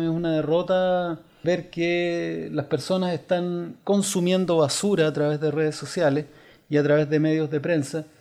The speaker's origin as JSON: {"language": "Spanish", "country": "Chile", "said": "somos los chilenos"}